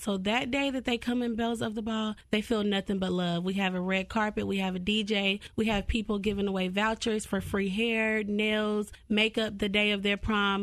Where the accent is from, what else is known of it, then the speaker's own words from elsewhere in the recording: Cartersville, Georgia, United States; I'm originally from Cartersville, Georgia, so small town type of thing.